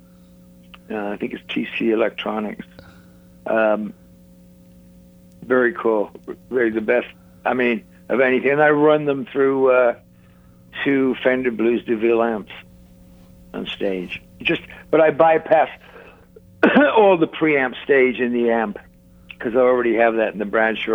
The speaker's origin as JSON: {"language": "English", "town": "Malvern", "region": "West Midlands", "country": "United Kingdom", "tie": "born or raised there", "moved": "yes", "lives_now": "Hawaii, United States", "said": "miles away from where I grew up in Malvern."}